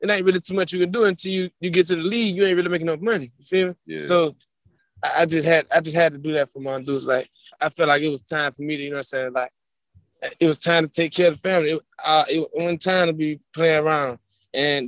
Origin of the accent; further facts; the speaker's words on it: Birmingham, Alabama, United States; I'm from Birmingham